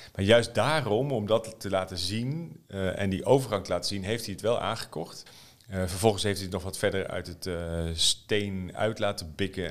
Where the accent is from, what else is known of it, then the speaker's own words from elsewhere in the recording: Netherlands; als Nederlander